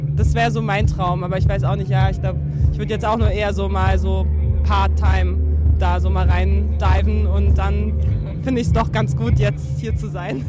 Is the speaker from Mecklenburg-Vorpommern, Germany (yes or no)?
yes; Neustrelitz, Mecklenburg-Vorpommern, Germany; kommen wir ja beide aus Neustrelitz